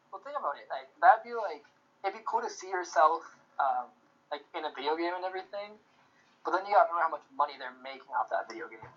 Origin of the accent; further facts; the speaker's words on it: Oakland, California, United States; I had hella fun in Seattle, but I'm really from Oakland, though. Like, really, really, really from Oakland, though.